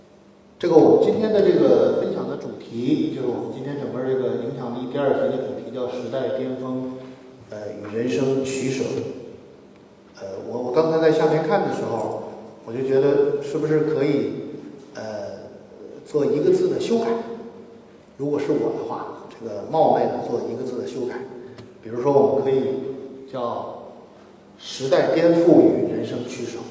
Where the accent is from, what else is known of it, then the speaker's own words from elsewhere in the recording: Beijing, China; 我们是小的时候在北京的那个胡同里长大的，